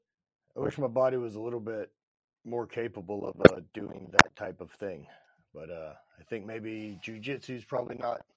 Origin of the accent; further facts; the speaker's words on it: Sulphur, Louisiana, United States; So born and raised in Sulphur, Louisiana. High school was sports. Kind of growing up, regular Southern kid life.